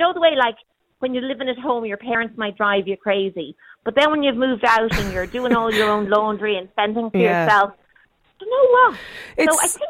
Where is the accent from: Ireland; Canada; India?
Ireland; Dublin, Leinster; moved away as an adult; now in San Francisco, United States; I live there. I'm from Clontarf. But I moved to San Francisco almost 30 years ago, Andrea. I've been here longer than I lived in Ireland.